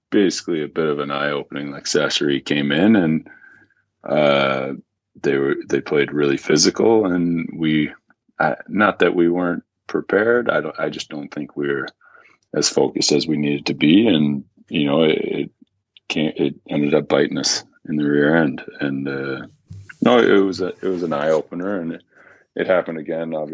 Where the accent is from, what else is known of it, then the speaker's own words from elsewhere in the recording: Napanee, Ontario, Canada; born there; I was born in Napanee